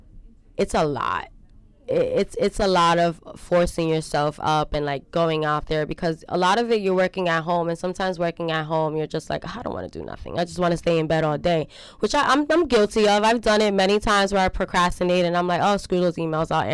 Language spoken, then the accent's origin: English; New York City, New York, United States; I grew up in Marcy Projects with my mom and my grandmother.